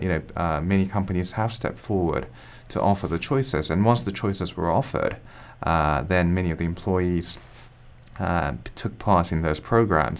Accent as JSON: {"language": "English", "country": "Japan", "said": "I'm from Japan"}